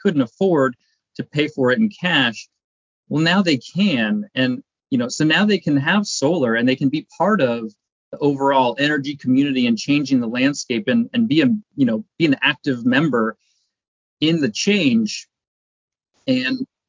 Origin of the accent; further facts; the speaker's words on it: Seattle, Washington, United States; I grew up in Seattle, been in the Pacific Northwest my whole life.